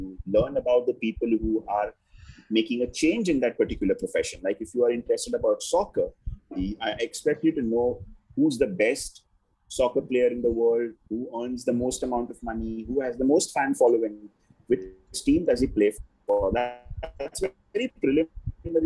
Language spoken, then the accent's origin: English; Mumbai, Maharashtra, India; I grew up in Bombay